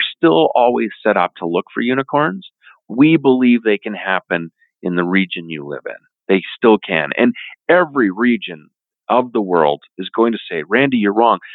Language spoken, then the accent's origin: English; Canada; as a Canadian